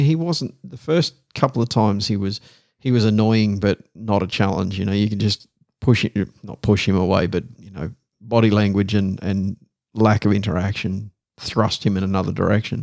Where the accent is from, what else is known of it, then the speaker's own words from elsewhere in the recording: Australia; accent: broadest Australian; now in Netherlands; my broadest Australian accent